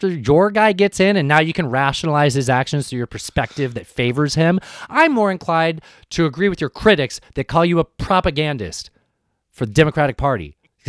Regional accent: San Diego, California, United States; When I grew up in San Diego in the 90s, it was a big fucking deal.

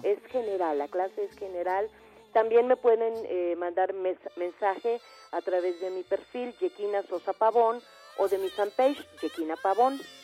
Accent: Tabasco, Mexico; en Tabasco, mi tierra

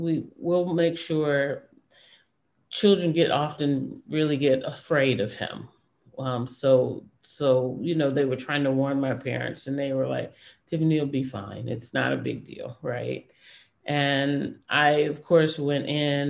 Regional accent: Detroit, Michigan, United States; I grew up in Detroit, but my family was all from Florida.

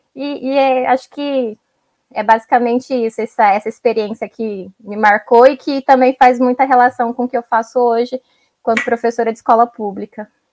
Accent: São Paulo, Brazil; also born or lived in Ceará; fui criada em São Paulo, né, nasci no Ceará, mas fui criada em São Paulo.

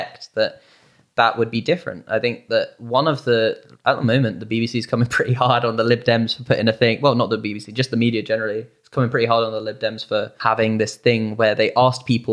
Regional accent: United Kingdom; now in United States

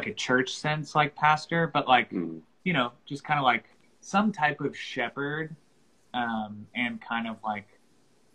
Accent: North Carolina, United States; now in Franklin, United States; I'm originally from North Carolina

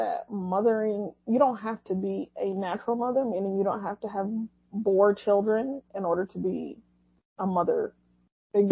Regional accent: United States; I am an American born and raised Muslim

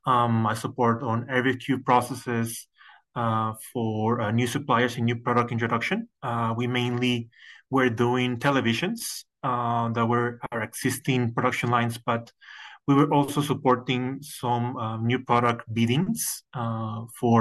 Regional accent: Mexico; moved away as an adult; also born or lived in United States; I'm originally from Mexico

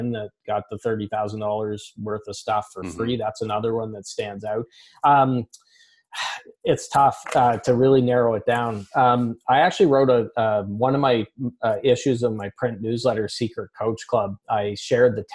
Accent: Canada; I'm Canadian

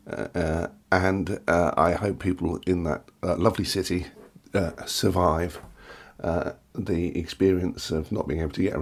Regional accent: London, United Kingdom; We are English. We are English. We are Londoners originally.

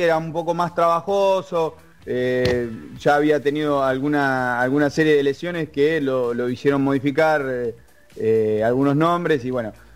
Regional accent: Argentina; Yo soy argentino

